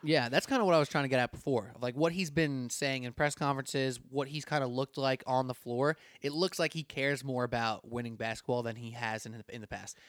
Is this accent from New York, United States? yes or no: yes; New York, United States; I was from New York